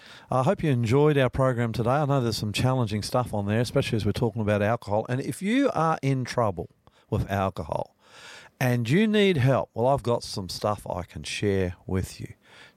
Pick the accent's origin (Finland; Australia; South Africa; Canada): Australia; I'm the Aussie pastor.